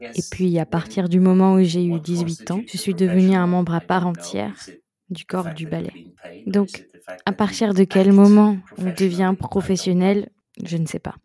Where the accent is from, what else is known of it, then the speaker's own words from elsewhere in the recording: Sweden; moved away as an adult; also born or lived in Soviet Union (Kyiv); chez moi en Suède, où j'étais.